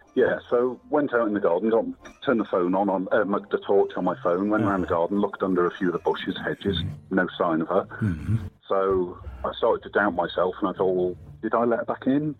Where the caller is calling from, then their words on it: Bristol, South West England, United Kingdom; I'm calling from Bristol